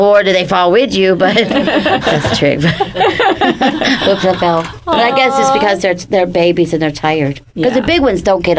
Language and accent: English; East Coast, United States; moved away as an adult; now in Santa Barbara, United States; I'm from the East Coast